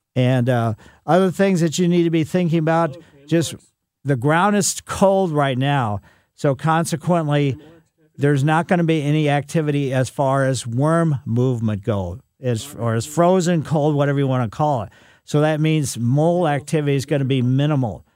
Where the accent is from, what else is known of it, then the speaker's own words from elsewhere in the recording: Ellisville, Missouri, United States; my mother had some along the west side of our house when I was growing up in Ellisville